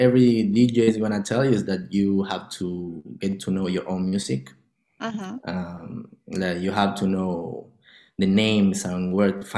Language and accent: English; Argentina; I'm coming from Argentina.